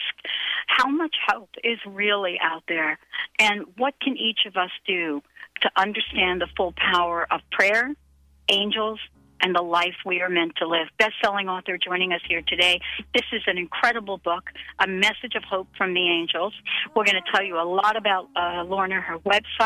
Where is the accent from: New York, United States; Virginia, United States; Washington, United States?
New York, United States; I was a kid growing up in New York